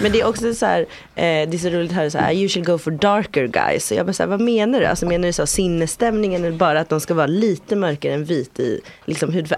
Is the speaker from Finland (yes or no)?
no; Malawi; now in Sweden